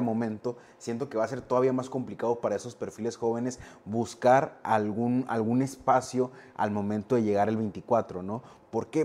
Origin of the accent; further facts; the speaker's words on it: Navojoa, Sonora, Mexico; soy, de Navojoa